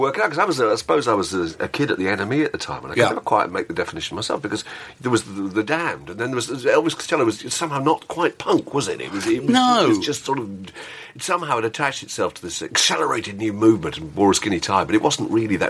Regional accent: Fleet, South East England, United Kingdom; I come from Fleet in Hampshire, which has absolutely no history, no culture, it has absolutely nothing to recommend it at all.

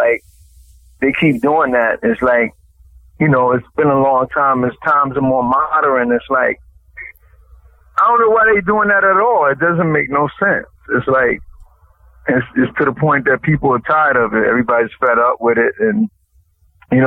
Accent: New York City, New York, United States; in the Bronx, in the South Bronx

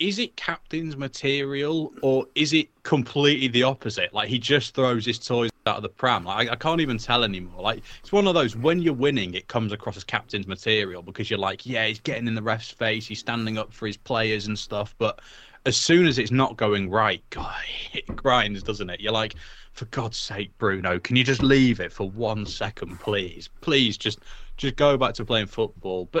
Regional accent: Wales, United Kingdom; also born or lived in England; I grew up in Wales. I've lived in Wales most of my life. I'm English. I was born there.

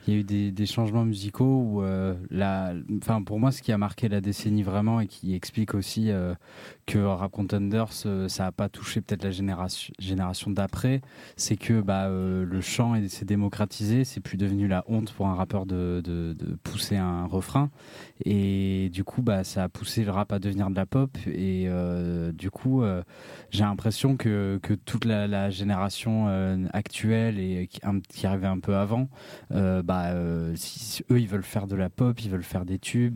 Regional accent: Anglet, Nouvelle-Aquitaine, France; chez moi au Pays Basque, à Anglette

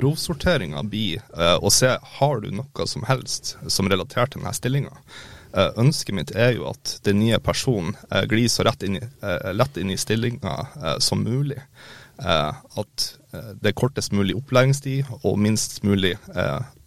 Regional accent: Mo i Rana, Nordland, Norway; moved away; also born or lived in Harstad / Molde; født og oppvokst i Mo i Rana

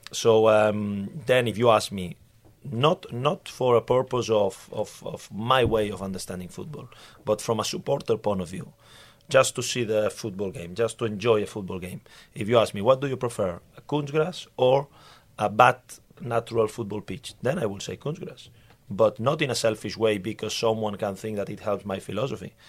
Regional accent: Barcelona, Catalonia, Spain; English is a second language; moved away as an adult; also born or lived in Norway / Denmark; now in Sweden; I come from Barcelona

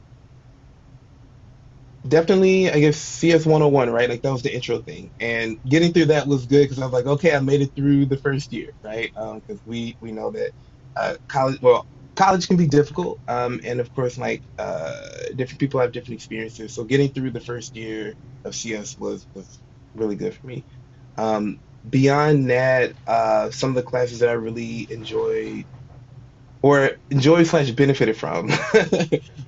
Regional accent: St. Louis, Missouri, United States; I am originally from St. Louis

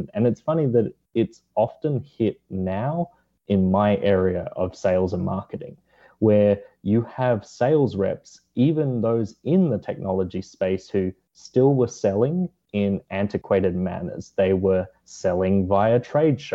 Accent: Australia; moved away; my home country of Australia

